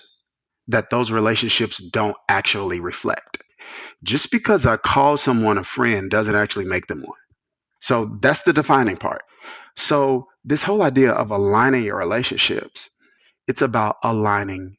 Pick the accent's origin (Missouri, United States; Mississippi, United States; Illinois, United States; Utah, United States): Mississippi, United States; rural; moved away as an adult; also born or lived in New Jersey; I came from Mississippi, which was Bible Belt, small. My dad led a smaller church, bivocational. He's a bivocational pastor for the majority of my childhood